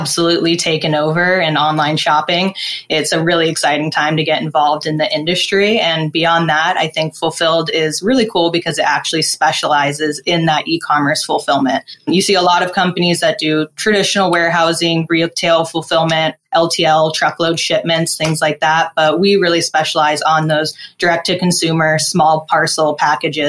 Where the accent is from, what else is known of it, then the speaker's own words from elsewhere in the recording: Phoenix, Arizona, United States; moved away as an adult; now in San Diego, United States; I'm currently based in San Diego, but I was born and raised in Phoenix, Arizona.